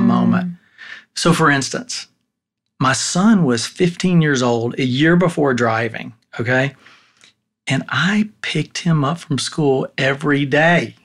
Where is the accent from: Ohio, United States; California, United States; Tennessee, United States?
Tennessee, United States; I was born and raised in Tennessee